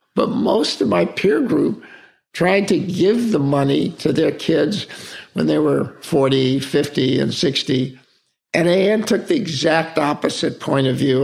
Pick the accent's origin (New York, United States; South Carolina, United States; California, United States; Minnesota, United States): California, United States; Palm Springs; we grew up in Palm Springs, California